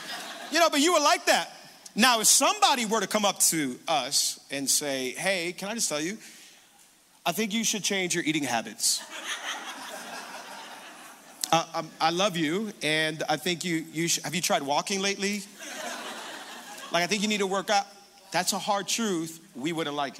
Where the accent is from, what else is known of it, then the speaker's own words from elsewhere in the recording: Hialeah, Florida, United States; also born or lived in Cutler Ridge, Florida; I'm originally born and raised in Hialeah